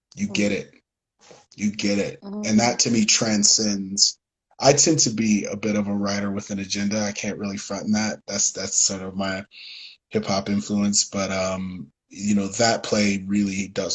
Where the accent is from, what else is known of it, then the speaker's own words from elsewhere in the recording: Detroit, Michigan, United States; I come from Detroit